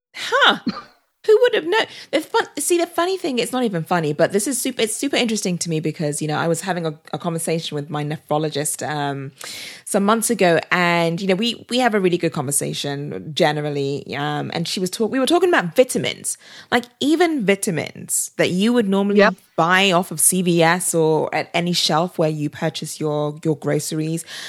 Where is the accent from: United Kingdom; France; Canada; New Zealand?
United Kingdom; also born or lived in California; now in Austin, United States; I'm British